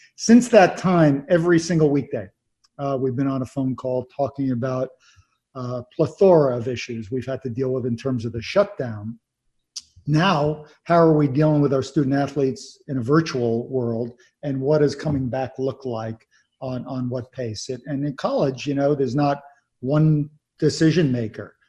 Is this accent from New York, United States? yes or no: yes; Long Island, New York, United States; I grew up in New York on Long Island